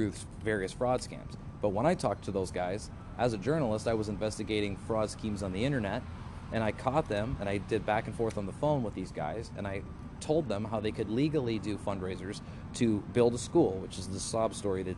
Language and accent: English; Colorado, United States; also born or lived in Grand Junction, Colorado; I'm from Colorado